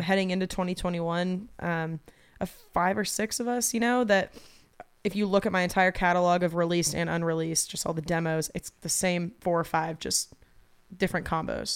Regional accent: Atlanta, Georgia, United States; also born or lived in Athens, Georgia; born and raised in Atlanta. Um, I was there until I was eighteen, graduated high school.

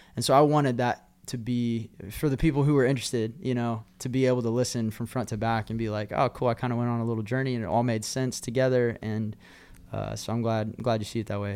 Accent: Oklahoma, United States; also born or lived in Nashville, Tennessee; now in Texas, United States; growing up in Oklahoma and, and the Texas world

